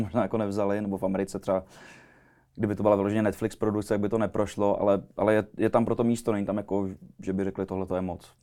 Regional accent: Czechia; u nás v Čechách

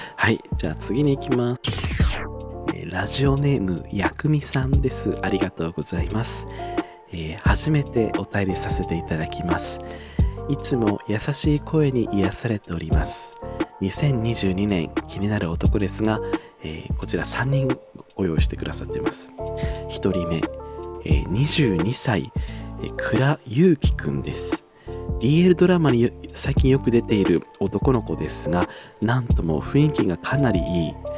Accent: Tohoku, Japan; 私が東北出身なので

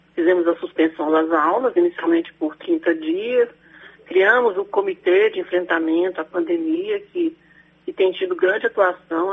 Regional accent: Brasília, Federal District, Brazil; moved away as an adult; now in Canápolis, Brazil; eu nasci em Brasília

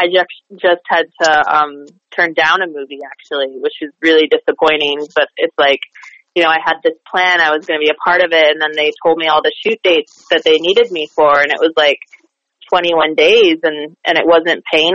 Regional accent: Rochester, New York, United States; also born or lived in New Bern, North Carolina; Grew up there, graduated from high school there

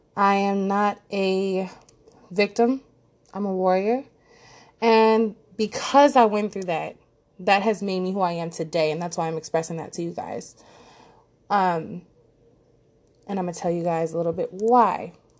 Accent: Los Angeles, California, United States; I was born and raised in Los Angeles, California, and I still reside here

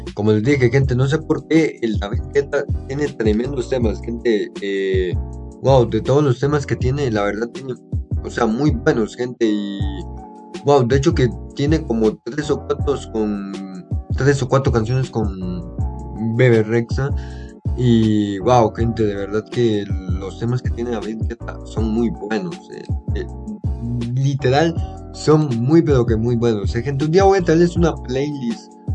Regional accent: Costa Rica; acá en mi país, Costa Rica

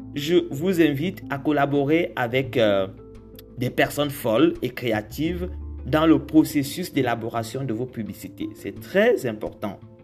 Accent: Cameroon; je suis camerounais

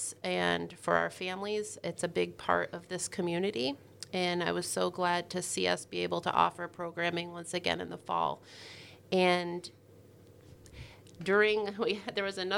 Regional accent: Newcomb, New York, United States; I started out in Newcomb, New York. So I grew up in the Adirondacks

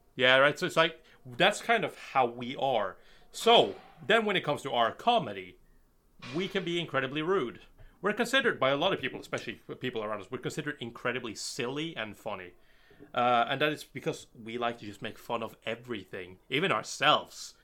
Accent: Bergen, Vestland, Norway; I'm from Norway, and uh, I'm from Bergen, Norway

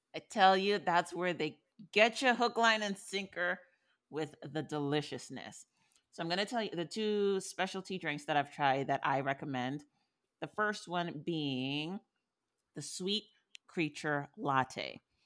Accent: New York, United States; moved away; I'm from New York still

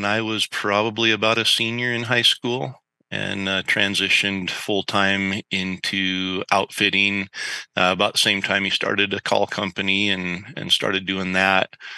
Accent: north central Idaho, United States; I grew up in a tiny little logging community in kind of north central Idaho.

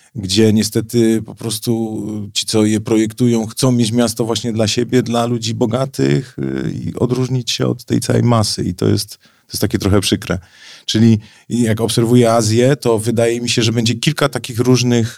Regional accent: Gliwice, Silesian Voivodeship, Poland; moved away as an adult; now in Warsaw, Poland; urodziłem się w Gliwicach, wychowałem się, czuję się Ślązakiem.

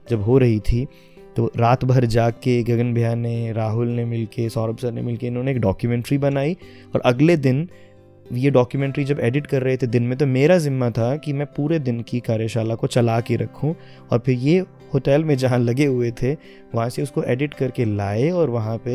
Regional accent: Ratia, Haryana, India; first language Haryanvi; क्योंकि मैं रतिया में पला बड़ा और हरियाणवी के साथ में घर से तो बिल्कुल मातृभाषा माँ बोली है

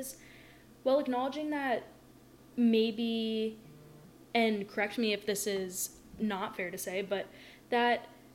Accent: the South, United States; growing up in the South

